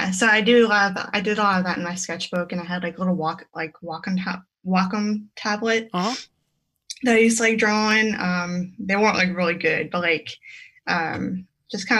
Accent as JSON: {"language": "English", "area": "about 30 minutes from New Orleans", "region": "Louisiana", "country": "United States", "tie": "born or raised there", "moved": "as an adult", "lives_now": "Raleigh, United States", "said": "I was born in Louisiana, about 30 minutes from New Orleans. And I went to graphic design school there. And I worked a little bit there."}